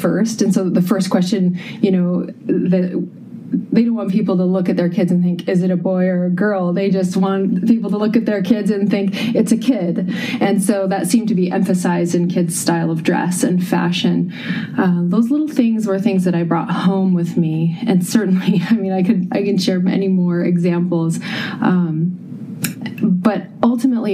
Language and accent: English; Puget Sound area, Washington, United States; moved away as an adult; also born or lived in Minnesota / Amsterdam, Netherlands; we're originally from the Puget Sound area